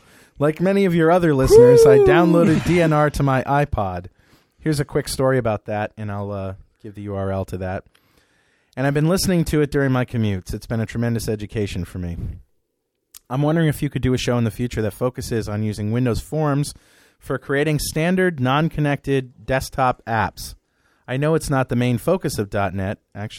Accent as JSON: {"language": "English", "country": "Belgium", "second_language": "English", "said": "Being a European myself, I'm from Belgium, I feel kind of sorry for him."}